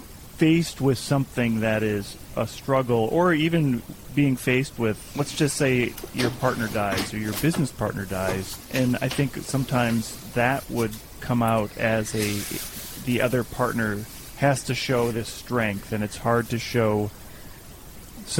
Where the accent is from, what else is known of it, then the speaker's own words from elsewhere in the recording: Midwest, United States; I'm from the Midwest, so we have a stoic Lutheran German culture